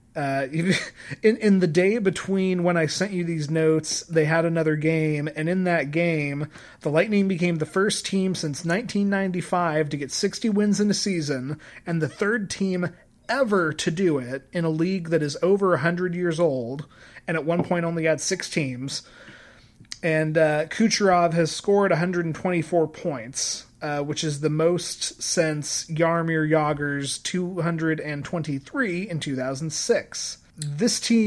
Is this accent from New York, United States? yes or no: no; Colorado, United States; I grew up in Colorado